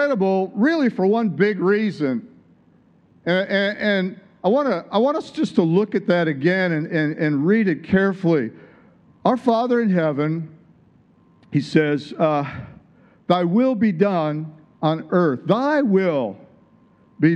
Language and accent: English; Michigan, United States; moved away as an adult; also born or lived in San Diego, California / Tulsa, Oklahoma; I'd moved there from Michigan, my home state.